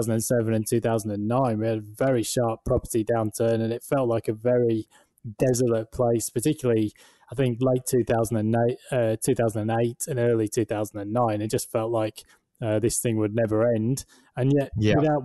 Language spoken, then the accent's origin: English; United Kingdom; moved away as an adult; now in Australia; being British